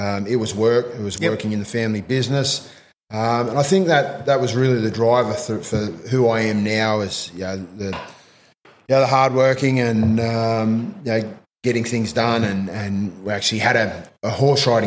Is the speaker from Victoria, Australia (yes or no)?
no; Jindabyne, New South Wales, Australia; also born or lived in Berridale / Cooma; I actually come from a small country town called Berridale. Yep. I grew up mostly in Jindabyne.